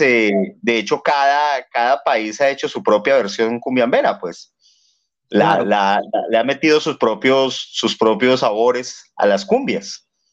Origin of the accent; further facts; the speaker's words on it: Bogotá, Colombia; now in Peru; yo soy de Bogotá, de Colombia